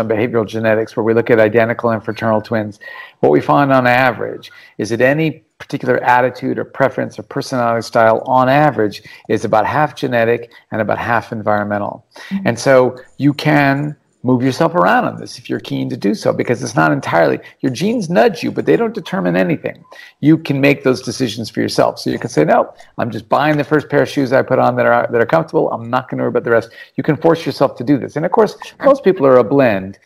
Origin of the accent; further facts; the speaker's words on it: Anchorage, Alaska, United States; now in Australia; When I grew up in Alaska